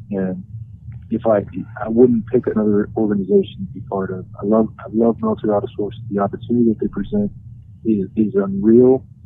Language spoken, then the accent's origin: English; North Carolina, United States; also born or lived in Arizona / Hawaii; Well, I grew up in North Carolina. My dad was a Marine, um, but I was born in Arizona. I've been a little bit of everywhere. In uh, my childhood, I was in Hawaii for four years.